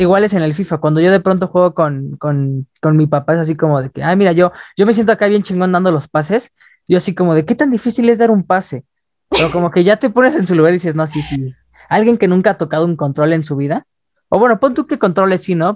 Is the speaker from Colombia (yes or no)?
no; Mexico; como mexicanos nacemos con nuestra marca de la vacuna acá